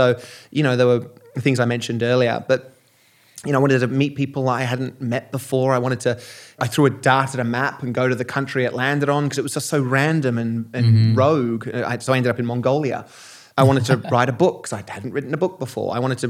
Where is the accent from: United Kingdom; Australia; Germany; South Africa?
Australia; I've played a lot of rugby growing up in Australia.